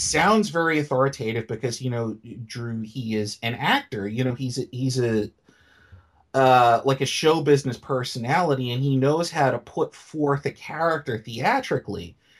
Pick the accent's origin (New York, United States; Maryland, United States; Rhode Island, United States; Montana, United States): New York, United States; New York City; I came from New York City public schools